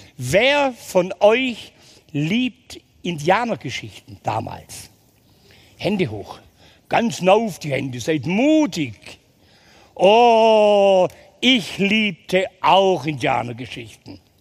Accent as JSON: {"language": "German", "town": "Ulm", "region": "Baden-Württemberg", "country": "Germany", "tie": "born or raised there", "said": "Geboren bin ich in Ulm"}